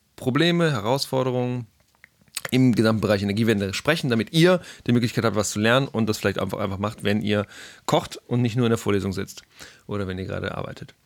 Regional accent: Hamburg, Germany; moved away as an adult; now in Karlsruhe, Germany; ich bin in Hamburg aufgewachsen

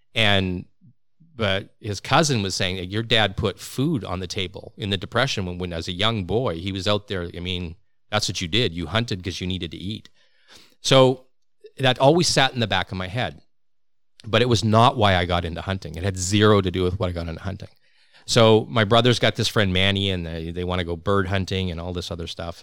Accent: Regina, Saskatchewan, Canada; now in British Columbia, Canada; I'm from Regina

